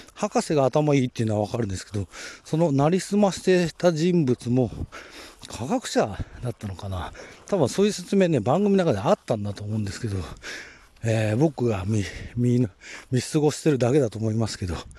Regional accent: Kanto Plain, Japan; この土地に生まれ育ってる時間が長いので

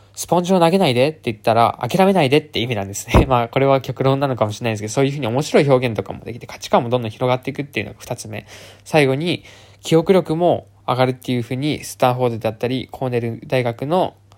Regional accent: Japan; first language Japanese; 純ジャパで、普通に中学生ぐらいまでは日本語とまあ英語も普通の中学生レベルでしかできなかったんですけど

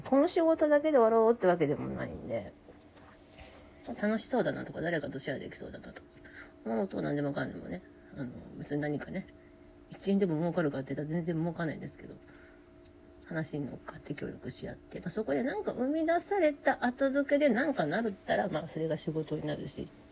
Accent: Kansai, Japan; accent: Kansai dialect; 関西人なんで、関西弁で喋ります。

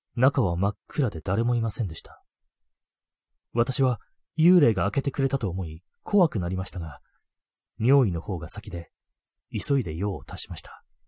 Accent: Hokkaido, Japan; 僕北海道出身なんで

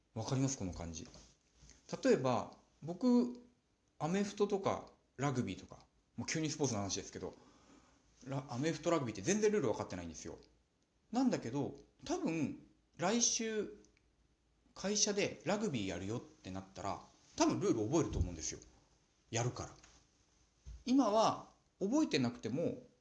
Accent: Nagano, Japan; also born or lived in Osaka / Tokyo; now in Morioka, Japan; 私の実家長野県

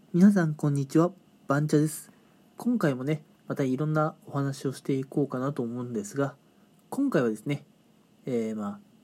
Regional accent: Japan; moved away as an adult; also born or lived in Kanagawa; 自分の地元の方、まあ、地方なんですけどね、えー、そっちの方に戻ることにしたんですね。

